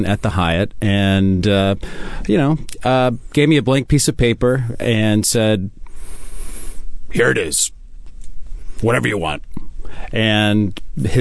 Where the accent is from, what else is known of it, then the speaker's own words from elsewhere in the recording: East Lansing, Michigan, United States; also born or lived in Ballard, Seattle; now in Seattle, United States; the street I grew up on in East Lansing, Wildwood